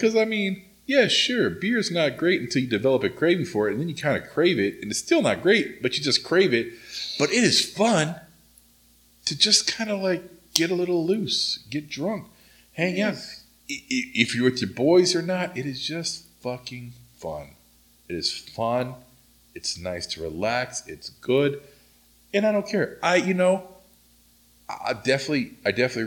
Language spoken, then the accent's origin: English; Oklahoma, United States; now in Southern California, United States; when I was growing up in Oklahoma